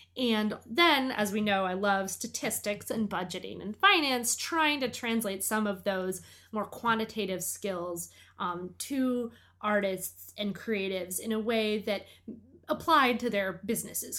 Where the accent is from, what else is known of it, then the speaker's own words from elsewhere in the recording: Portland, Maine, United States; Port Lemaine, my hometown